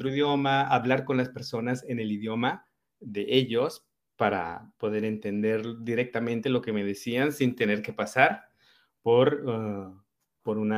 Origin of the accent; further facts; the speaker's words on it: Madrid, Community of Madrid, Spain; also born or lived in Colombia / Barcelona; Eh, por temas familiares nos fuimos a vivir a Madrid y yo crecí, eh, bueno, mi colegio lo terminé en Madrid. Después de, de hacer el bachillerato, nos fuimos a vivir a Barcelona y allá se quedó mi mamá yo de Barcelona decidí empezar a hacer mi